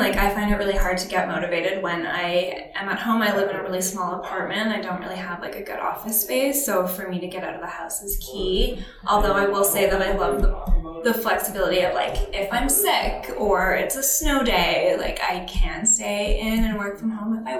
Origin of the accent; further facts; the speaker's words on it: Alberta, Canada; now in Toronto, Canada; Small town Alberta.